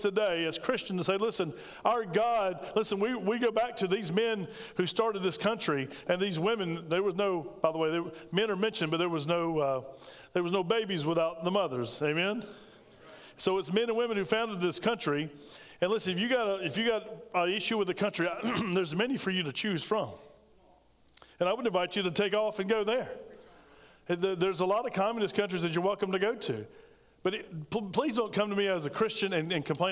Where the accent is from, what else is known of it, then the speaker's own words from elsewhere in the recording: United States; as an American